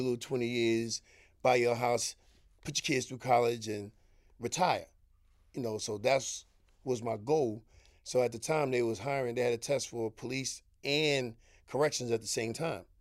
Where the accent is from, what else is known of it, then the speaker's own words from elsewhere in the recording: New York City, New York, United States; I'm a young kid coming from Harlem.